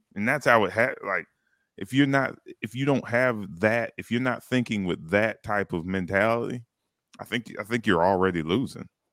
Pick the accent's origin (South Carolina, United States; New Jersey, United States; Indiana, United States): South Carolina, United States; Duncan; I grew up in Duncan